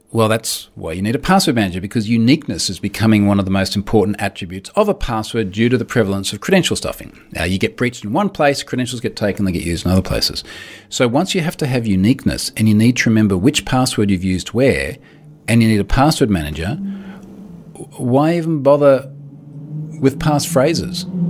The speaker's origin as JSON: {"language": "English", "country": "Australia", "said": "I'm Australian"}